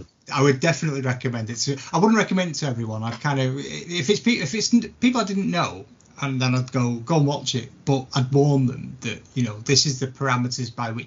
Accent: St Helens, North West England, United Kingdom; Well, we're both from St. Helens.

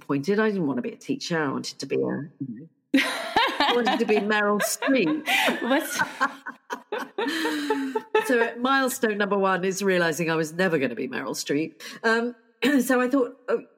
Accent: United Kingdom; I am terribly British

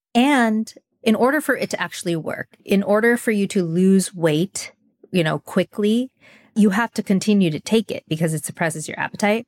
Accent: Southern California, United States; growing up in Southern California

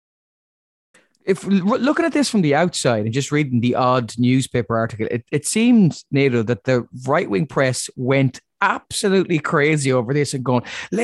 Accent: Ireland; as an Irish person

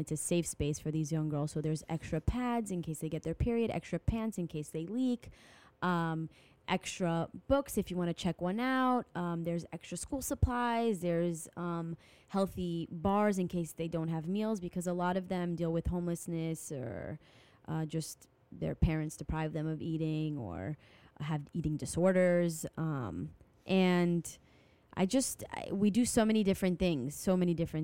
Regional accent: France; I'm from France

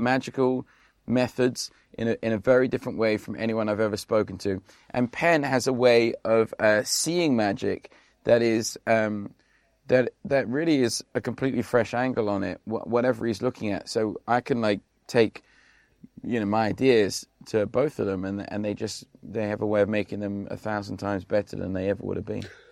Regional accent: London, United Kingdom; moved away as an adult; now in Las Vegas, United States; I grew up in South East London

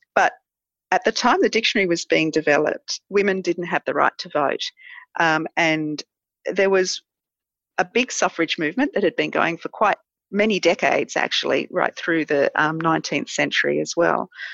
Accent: Manly, New South Wales, Australia; moved away as an adult; also born or lived in London; now in Adelaide Hills, Australia; I grew up in Manly and um, spent my whole life there until moving to the Adelaide Hills

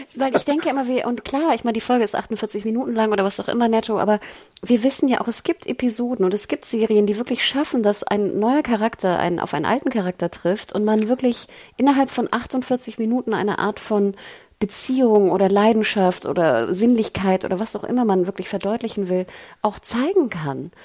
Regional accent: the North, Northern Germany, Germany; ich komme ja aus dem Norden

